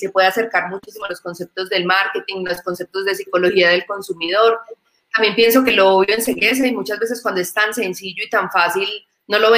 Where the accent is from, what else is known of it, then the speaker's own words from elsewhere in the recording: Medellín, Antioquia, Colombia; como decimos en mi tierra, en Medellín, la comba al palo